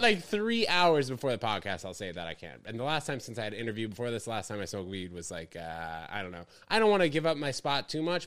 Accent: New York, United States; also born or lived in New Brunswick, New Jersey; was born in that hospital, spent six weeks in New Jersey, and then my family moved to New York

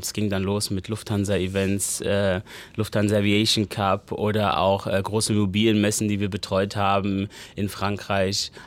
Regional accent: Neu-Isenburg, Hesse, Germany; Ich bin in Neu-Isenburg groß geworden

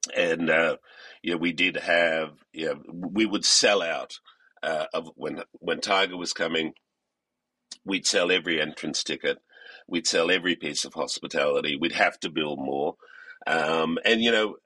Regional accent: Australia; moved away as an adult; I come from Australia. Uh, I went to school in Australia and uh, university in Australia

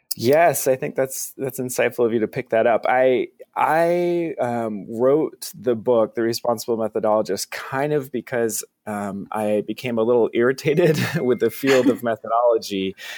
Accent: Vermont, United States; I'm from Vermont, so I'm kind of a Northeast guy.

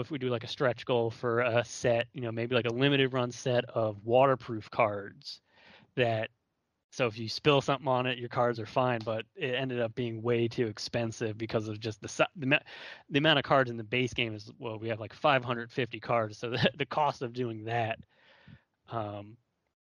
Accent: Baltimore, Maryland, United States; moved away; I'm from Baltimore originally

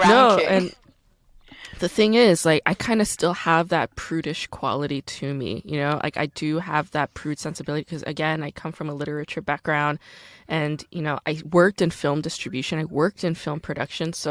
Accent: United States; also born or lived in Korea; I'm an American.

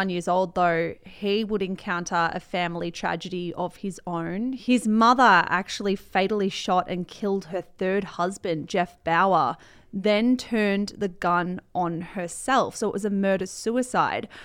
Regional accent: Colombia; I created Gloria as a mixture of my mum and my aunt and the women that I grew up with in Colombia.

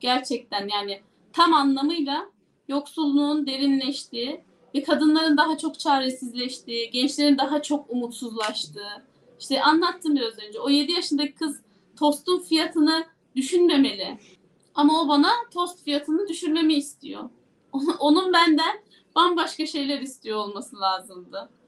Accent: Yozgat Province, Turkey

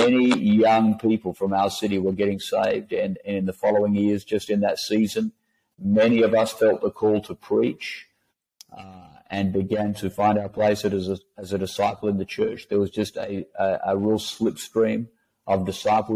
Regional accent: Western Australia, Australia; also born or lived in Perth; So I was born in Western Australia, and a classic West Australian background

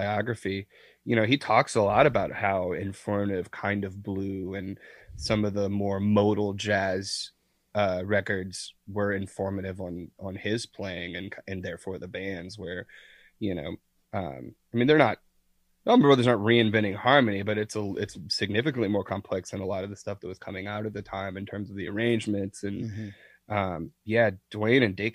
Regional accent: Deep South, United States; I'm not from Brooklyn, I'm from the deep south

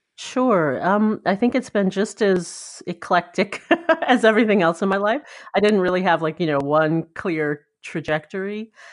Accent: Ann Arbor, Michigan, United States; moved away; I grew up in Michigan, in, uh, southeastern Michigan in Ann Arbor

